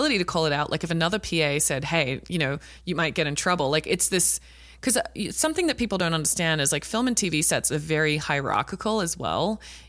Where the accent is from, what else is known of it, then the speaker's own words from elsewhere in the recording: Australia; watching it as an Australian, I'm like, that's fucked up that we're like laughing.